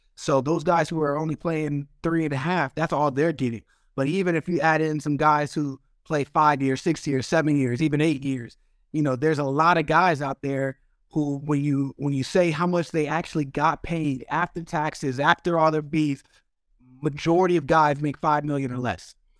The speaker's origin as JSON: {"language": "English", "region": "Arizona", "country": "United States", "said": "I'm from Arizona"}